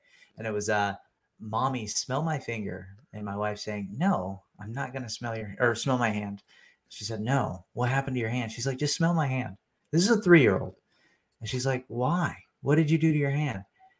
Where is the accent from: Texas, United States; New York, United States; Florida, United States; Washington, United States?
Texas, United States; also born or lived in California; now in Georgia, United States; Yeah, I grew up in Texas, California, and then the Army brought me to Georgia.